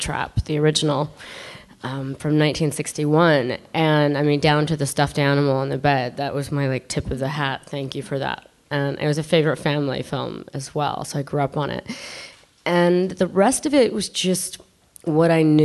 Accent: Ireland; I'm Irish

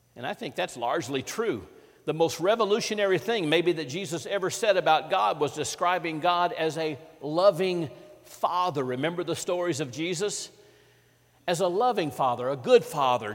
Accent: Vicksburg, Mississippi, United States; in my hometown of Vicksburg, Mississippi

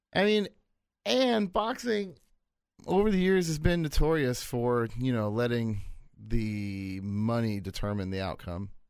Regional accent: United States; I'm American.

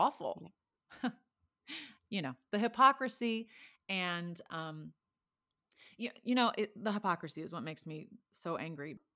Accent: Texas, United States; moved away; I'm from Texas

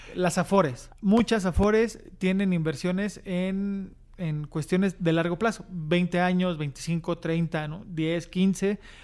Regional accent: Mexico; los nuevos mexicanos que cada vez vamos siendo

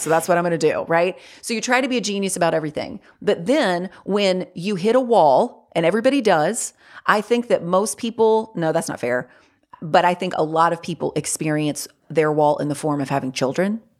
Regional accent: North Carolina, United States; I grew up in the South. Like, I live in North Carolina. I've lived here my whole life

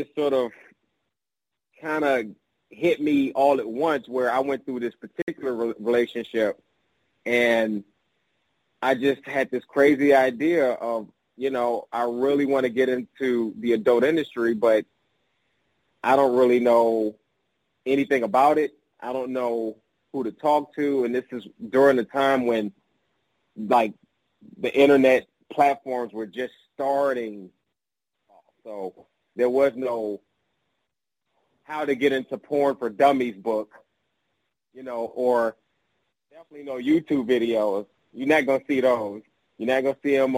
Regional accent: Chicago, Illinois, United States; I grew up on the south side of Chicago, in a neighborhood known as High Park

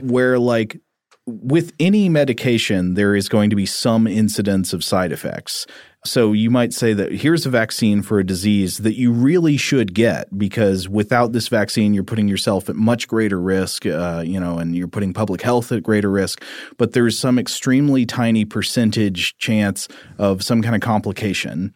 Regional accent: Tennessee, United States; growing up in Tennessee

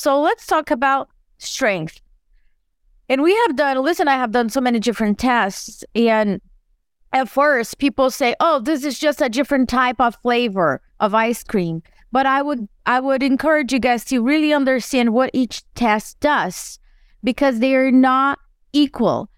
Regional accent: Brazil; now in United States; I grew up in Brazil and I moved to the U S

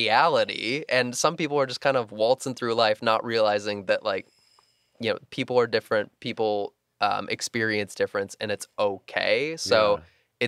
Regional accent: Midwest, United States; growing up in the Midwest and not coming out until I was 21

